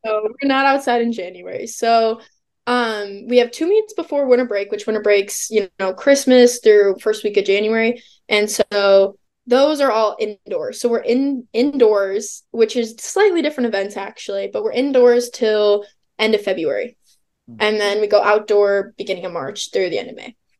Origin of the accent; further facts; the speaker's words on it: Illinois, United States; I'm from Illinois, and so I went to Illinois State.